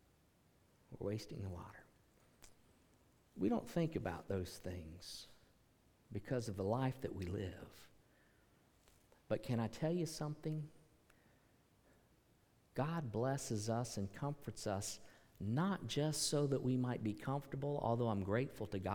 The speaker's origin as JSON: {"language": "English", "country": "United States"}